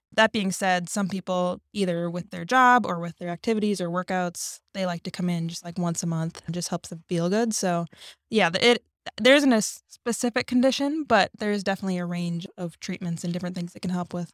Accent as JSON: {"language": "English", "region": "Minnesota", "country": "United States", "tie": "born or raised there", "moved": "as an adult", "said": "I grew up in Minnesota, went to school there, went to undergrad there"}